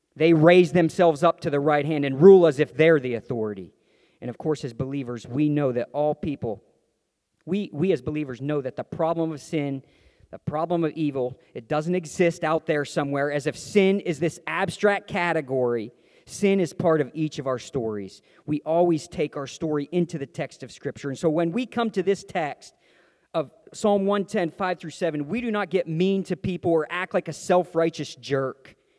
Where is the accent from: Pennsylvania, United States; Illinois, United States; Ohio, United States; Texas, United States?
Pennsylvania, United States; Meadville; I'm from Meadville, Pennsylvania, the home of channel lock pliers made fiercely tough in Meadville, Pennsylvania